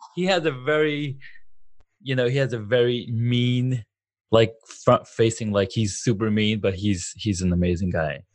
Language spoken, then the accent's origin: English; Saudi Arabia; now in United States; I grew up in Saudi Arabia.